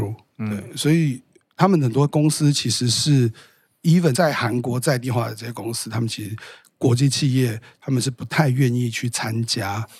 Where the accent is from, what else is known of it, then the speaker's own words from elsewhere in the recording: Taiwan; 我是台湾人。